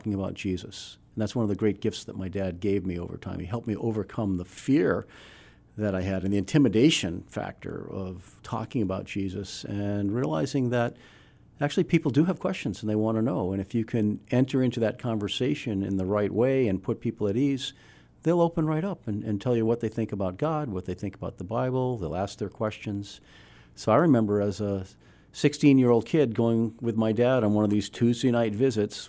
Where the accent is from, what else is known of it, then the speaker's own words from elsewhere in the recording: Weymouth, Massachusetts, United States; moved away as an adult; also born or lived in Illinois / Colorado; I grew up in Weymouth, Massachusetts